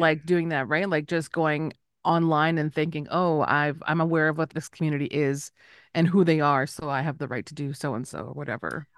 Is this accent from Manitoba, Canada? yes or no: yes; Winnipeg, Manitoba, Canada; now in Las Vegas, United States; I am Anishinaabe from Winnipeg, but I live in Vegas, here in Southern Paiute land